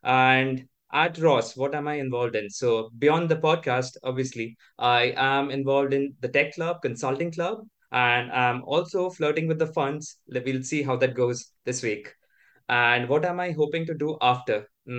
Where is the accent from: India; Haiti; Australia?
India; moved away as an adult; also born or lived in Mumbai; now in Ann Arbor, United States; I come from India. Prior to Ross, I spent most of my undergrad and work working in Mumbai, which is on the western coast of India. But I'm originally, my hometown is on the eastern coast of India.